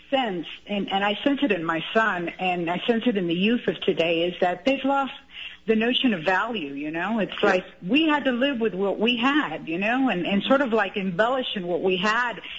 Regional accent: Cuba; now in United States; we came from Cuba in the '60s. My father was a pharmacist.

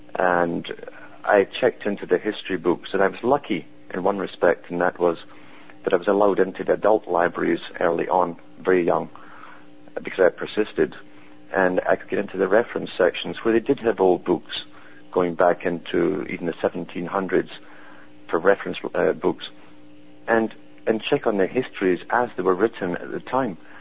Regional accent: United Kingdom; I was brought up in Britain

